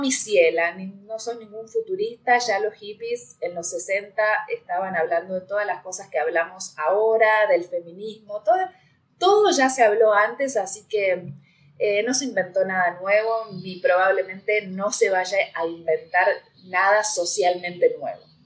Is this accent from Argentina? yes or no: yes; Argentina; Acá ñoquis se le dice a los que viven del Estado